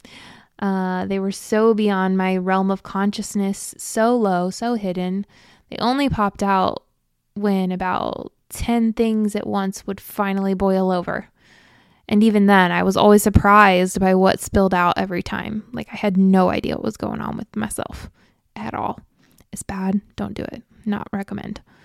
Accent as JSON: {"language": "English", "region": "Midwest", "country": "United States", "tie": "born or raised there", "said": "I grew up in Farmtown, USA, in the Midwest, in a conservative Christian family"}